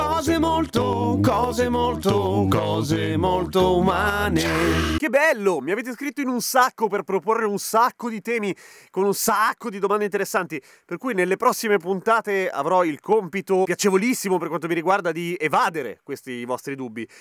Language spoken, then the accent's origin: Italian; Chile; accent: Chilean Spanish; first language Spanish; now in Italy; io sono madrelingua spagnola, però spagnolo cileno